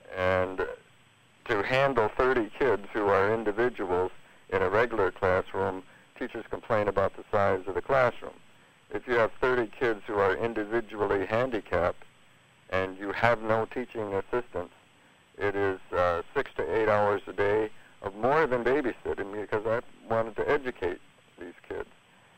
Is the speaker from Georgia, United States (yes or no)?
no; Royal Oak, Michigan, United States; Royal Oak, Michigan.